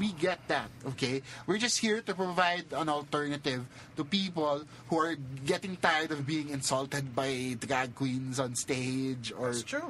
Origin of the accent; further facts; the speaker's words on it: Manila, Metro Manila, Philippines; also born or lived in Cebu; We're not from Cebu. We're from Manila.